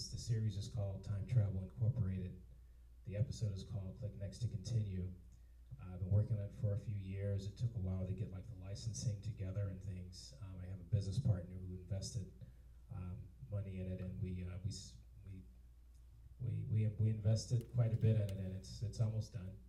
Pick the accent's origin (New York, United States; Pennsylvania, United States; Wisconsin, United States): Pennsylvania, United States; Philadelphia; I'm from Philadelphia.